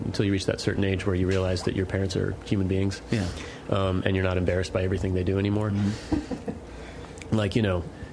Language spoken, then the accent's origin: English; Sterling, Virginia, United States; I grew up on the Claude Moore Farm in Sterling, Virginia